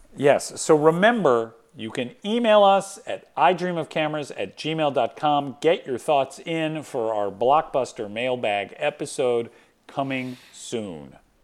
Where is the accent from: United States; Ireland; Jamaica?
United States; Atlanta, Georgia; moved away; my hometown of Atlanta